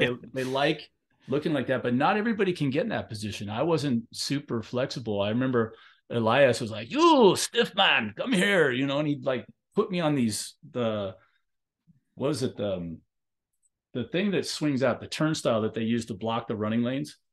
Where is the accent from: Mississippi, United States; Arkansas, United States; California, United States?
California, United States; Long Beach; I grew up in Long Beach, California, and they both went to Milliken like I did